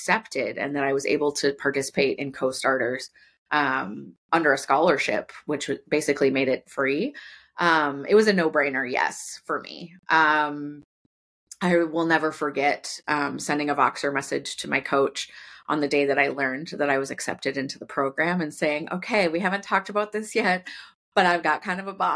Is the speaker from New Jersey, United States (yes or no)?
no; Sioux Falls, South Dakota, United States; my hometown of Sioux Falls, South Dakota